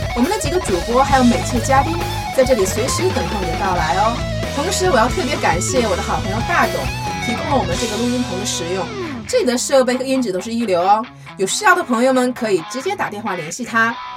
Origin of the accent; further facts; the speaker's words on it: Harbin, Heilongjiang, China; 那是我的老家嘛